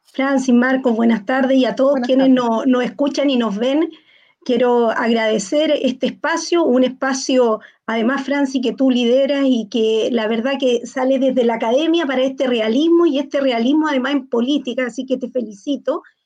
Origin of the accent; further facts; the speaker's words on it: Antofagasta, Chile; Yo soy antofagastina, soy de esta ciudad